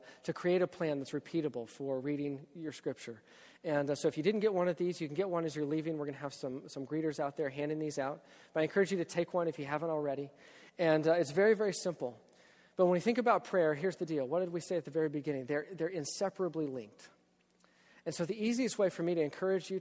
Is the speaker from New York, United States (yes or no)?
no; Texas, United States; moved away; I'm from Texas.